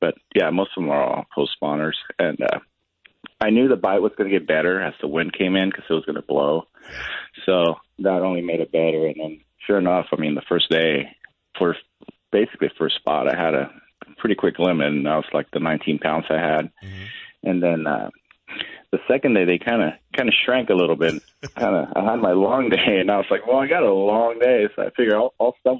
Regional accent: Southern California, United States; moved away; I grew up in Southern California.

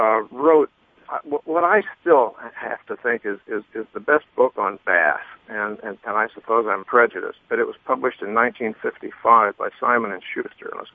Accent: Columbus, Ohio, United States; moved away; I was from Columbus

